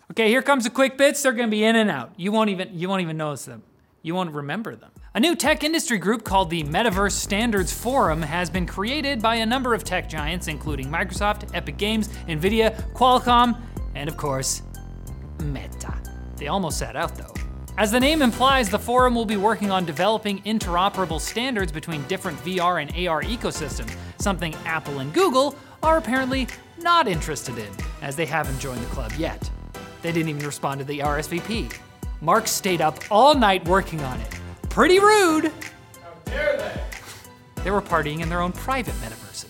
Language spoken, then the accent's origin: English; Canada; our own country